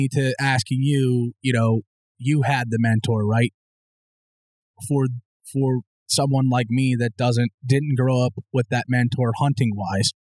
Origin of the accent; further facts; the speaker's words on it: Mahanoy City, Pennsylvania, United States; And especially growing up in Mahanoy City, I mean, you, you didn't have that outside of there.